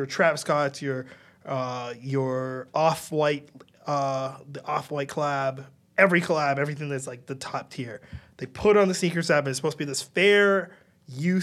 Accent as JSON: {"language": "English", "country": "Ghana", "moved": "yes", "lives_now": "Canada", "said": "I'm Ghanaian. I am first generation immigrant here in Canada."}